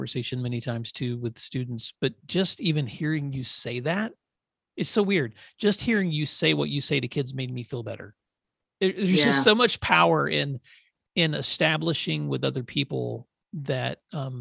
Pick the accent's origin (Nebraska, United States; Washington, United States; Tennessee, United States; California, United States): Tennessee, United States; West; I grew up in West Tennessee, so we did a lot of hunting